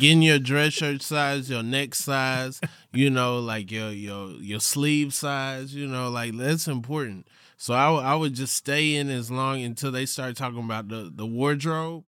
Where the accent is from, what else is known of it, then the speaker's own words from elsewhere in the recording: Atlanta, Georgia, United States; from Atlanta, Georgia